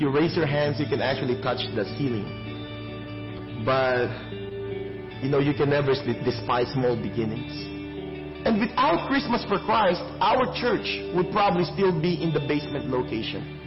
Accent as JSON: {"language": "English", "town": "Manila", "region": "Metro Manila", "country": "Philippines", "tie": "born or raised there", "moved": "as an adult", "lives_now": "Richmond Hill", "said": "I was born in Tondo, Manila, Philippines."}